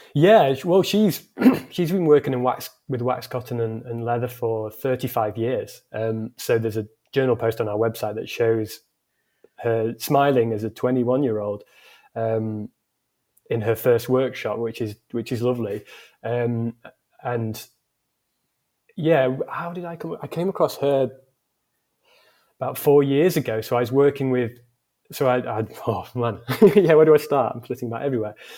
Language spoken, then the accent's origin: English; Scunthorpe, Yorkshire and the Humber, United Kingdom; my hometown Scunthorpe